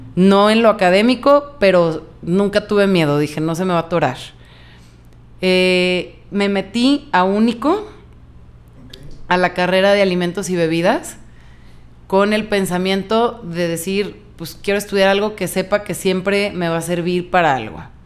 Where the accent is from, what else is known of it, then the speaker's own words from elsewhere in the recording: Guadalajara, Jalisco, Mexico; yo nunca me fui de Guadalajara. O sea, nunca había vivido en otro lugar.